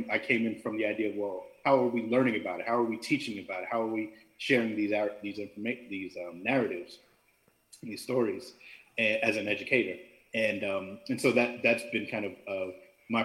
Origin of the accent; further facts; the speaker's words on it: New York, United States; I'm originally from New York, mother's from Jamaica, father's from India